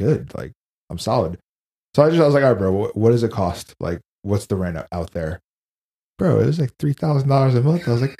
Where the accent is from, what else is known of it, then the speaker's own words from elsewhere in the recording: Minnesota, United States; now in Southern California, United States; I'm from Minnesota.